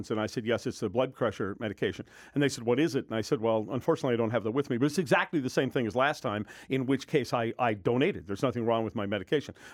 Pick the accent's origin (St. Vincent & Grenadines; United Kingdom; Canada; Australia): United Kingdom; now in United States; Uh, I came from Britain in 1980, and I have a nice little certificate from the Red Cross saying I donated 109 times.